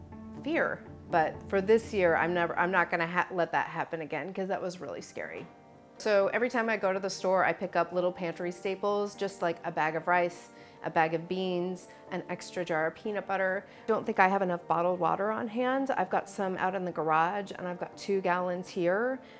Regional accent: East Coast, United States; now in Texas, United States; And I'm from the East Coast, I can handle snow, I can handle driving in the snow, I can handle icy conditions

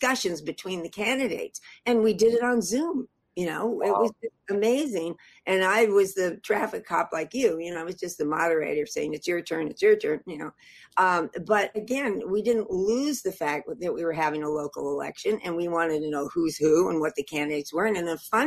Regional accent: Los Angeles, California, United States; moved away as an adult; now in San Francisco Bay Area, United States; I grew up in Hollywood

